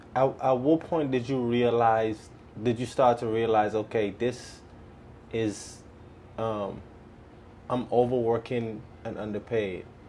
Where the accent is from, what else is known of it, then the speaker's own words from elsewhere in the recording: Bahamas; now in United States; I'm from the Bahamas and I am in the process of getting my residency right now